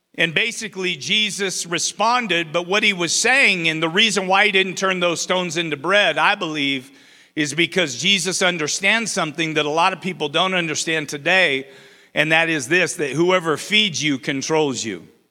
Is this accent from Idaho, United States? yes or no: yes; Twin Falls, Idaho, United States; also born or lived in Baker City, Oregon; I was born and raised in Twin Falls